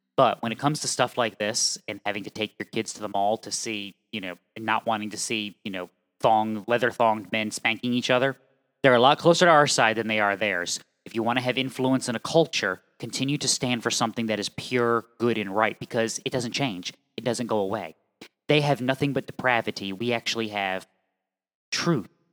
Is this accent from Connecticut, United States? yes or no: yes; Connecticut, United States; I'm from Connecticut